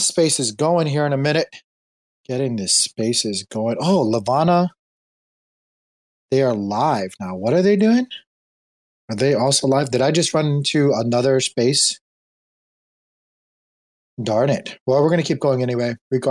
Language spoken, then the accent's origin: English; Hawaii, United States; moved away; I was born and raised in Hawaii. I'm an island boy.